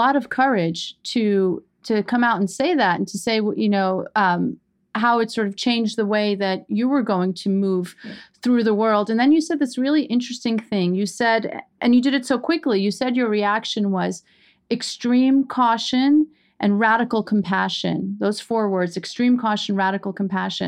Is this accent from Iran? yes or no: yes; Iran; now in New York City, United States; We are immigrants from Iran.